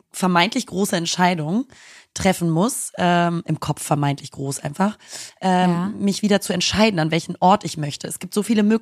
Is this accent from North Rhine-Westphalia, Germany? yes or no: no; Hamburg, Germany; Ich bin tatsächlich aus Hamburg.